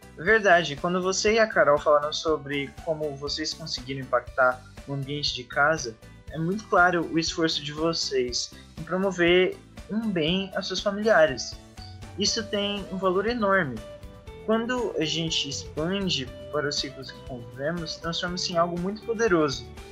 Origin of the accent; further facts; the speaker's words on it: Joinville, Santa Catarina, Brazil; Tenho 20 anos, sou de Joinville e curso Ciência da Computação